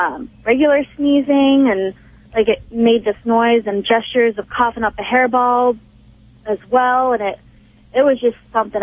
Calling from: Pittsburgh, Pennsylvania, United States; Pittsburgh, Pennsylvania.

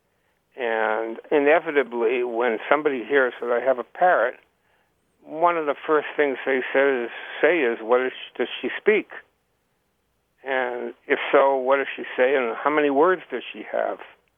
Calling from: Heartland, Vermont, United States; I'm calling from Heartland, Vermont.

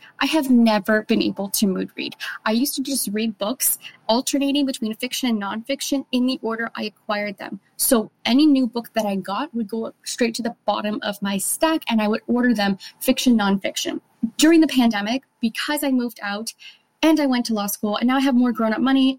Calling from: Montreal, Quebec, Canada; I'm calling from Montreal, Quebec.

